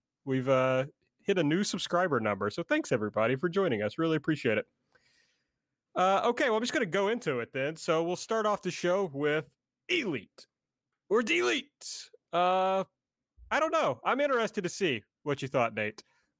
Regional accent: Kentucky, United States; I'm from Kentucky.

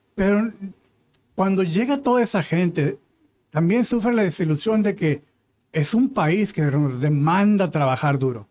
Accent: Mexico; now in United States; somos originales de México

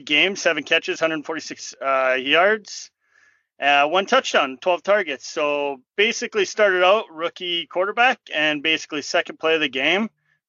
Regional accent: Canada; I'm your Canadian host

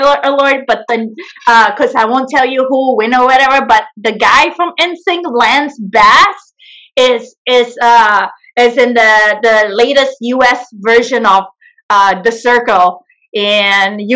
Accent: Malaysia; now in San Francisco, United States; I am originally from Malaysia, and right now I live in San Francisco, California.

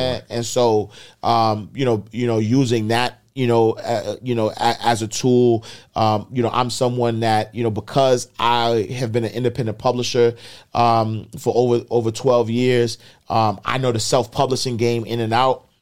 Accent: New York City, New York, United States; I'm the kid from Harlem

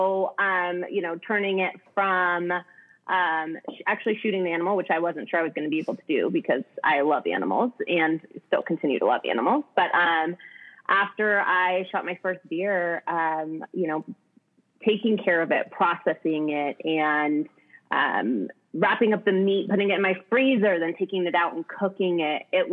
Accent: Ashland, Oregon, United States; also born or lived in Eugene, Oregon; Ashland, Oregan. So a small little town.

